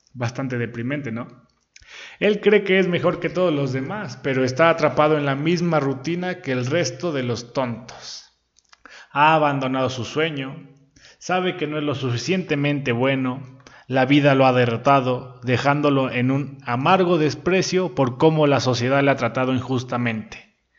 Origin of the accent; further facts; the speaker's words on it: Puebla, Mexico; aquí en Puebla, yo soy de Puebla